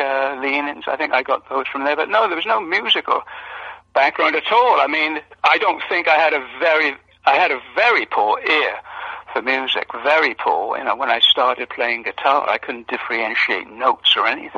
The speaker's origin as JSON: {"language": "English", "region": "Wales", "country": "United Kingdom", "tie": "born or raised there", "said": "I was born in Wales, and it was a small mining village, really, back in those days, and it all centered around the coal mine"}